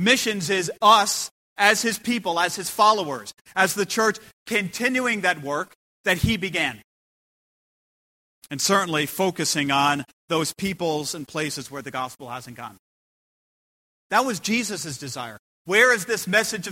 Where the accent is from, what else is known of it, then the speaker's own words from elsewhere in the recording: United States; I come from America